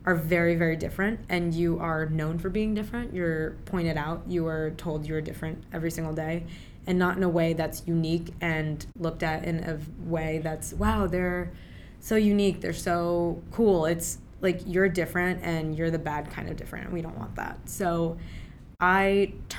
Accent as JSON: {"language": "English", "region": "Maryland", "country": "United States", "tie": "born or raised there", "also_born_or_lived": "Pakistan / Virginia / Richmond, Virginia", "first_language": "Urdu", "moved": "yes", "lives_now": "Brooklyn, United States", "said": "I was born in Pakistan, raised in Maryland and Virginia."}